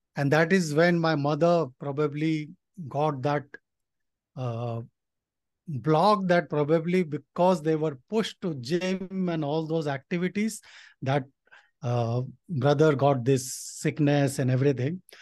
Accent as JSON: {"language": "English", "country": "India", "tie": "born or raised there", "said": "my dad came to India from Nepal. So he was a migrant and, uh, I was born in India"}